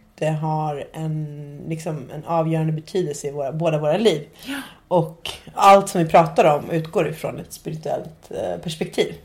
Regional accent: Nacka, Stockholm County, Sweden; also born or lived in Ecuador; jag är också från Stockholm. Ehm, jag kommer från en fin förort

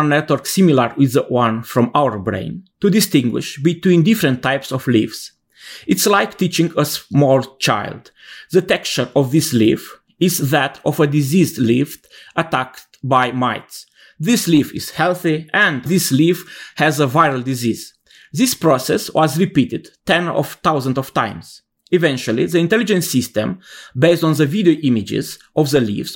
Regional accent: Romania; I'm from Romania, and I am professor at the Gheorghe Sachi Technical University of Iași

